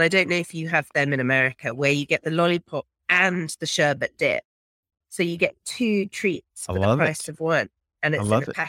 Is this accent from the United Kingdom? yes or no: yes; England, United Kingdom; now in South Africa; I am originally from England and arrived here via all sorts of different countries.